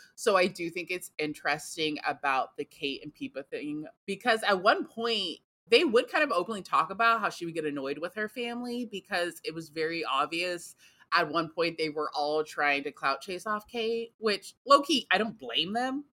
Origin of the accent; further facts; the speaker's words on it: United States; I am American.